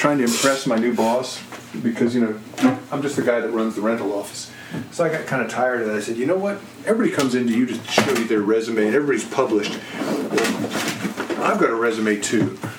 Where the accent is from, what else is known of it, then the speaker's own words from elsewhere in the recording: New Jersey, United States; I was born in New Jersey, probably about the time that Tommy was in New Jersey.